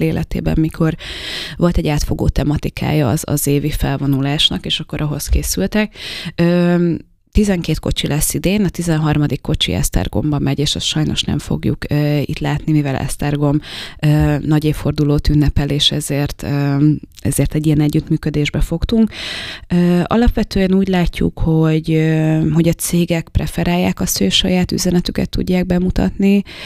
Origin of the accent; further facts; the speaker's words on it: Slovakia; now in Debrecen, Hungary; én felvidéki vagyok